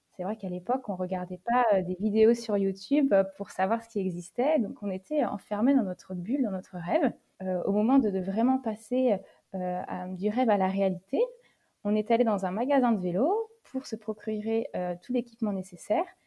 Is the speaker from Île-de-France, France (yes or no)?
no; Niort, Nouvelle-Aquitaine, France; je suis originaire euh, de Niort, dans les Deux-Sèvres, à proximité de La Rochelle